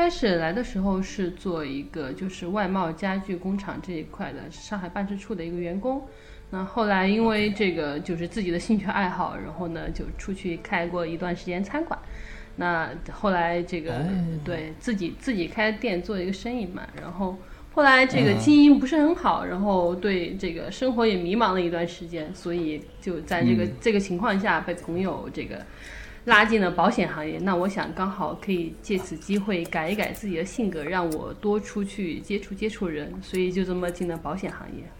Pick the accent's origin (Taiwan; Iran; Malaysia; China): China; Sichuan; 啊，不是，我四川人，我但